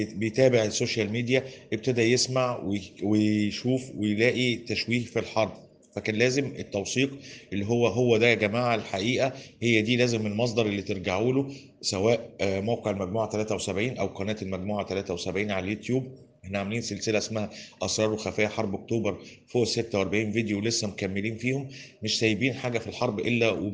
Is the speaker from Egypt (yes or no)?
yes; Egypt; احنا عندنا في مصر هنا